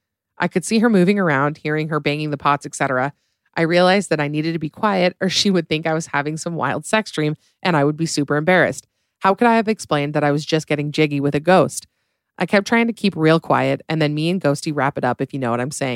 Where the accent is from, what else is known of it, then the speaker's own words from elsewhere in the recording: Illinois, United States; So back when I was 19 or 20, I was home from college for Thanksgiving break back in my hometown in Illinois.